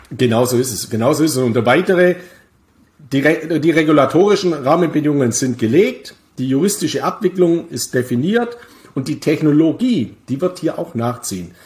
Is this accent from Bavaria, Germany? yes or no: yes; Bavaria, Germany; meine Heimat Bayern